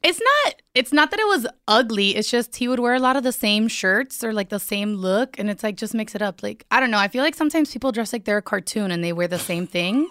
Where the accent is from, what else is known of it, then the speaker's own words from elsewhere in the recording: Miami, Florida, United States; I'm from Miami